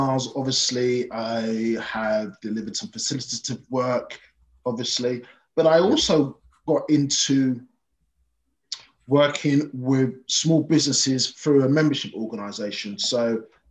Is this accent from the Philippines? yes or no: no; London, United Kingdom; born and bred in Brixton